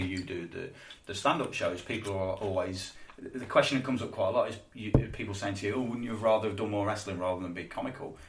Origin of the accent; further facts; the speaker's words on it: Leicester, East Midlands, United Kingdom; I'm from Leicester